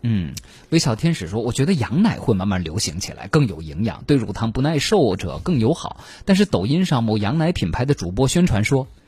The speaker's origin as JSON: {"language": "Chinese", "country": "China", "said": "而且我们中国人目前在北京这样的城市"}